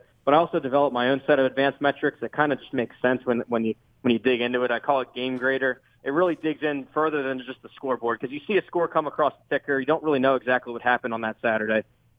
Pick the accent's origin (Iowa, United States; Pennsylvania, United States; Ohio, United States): Pennsylvania, United States; Philadelphia; I am out of the Philly area. Jersey Shore in southeastern PA